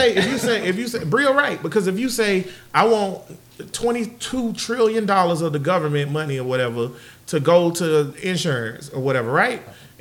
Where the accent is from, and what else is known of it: United States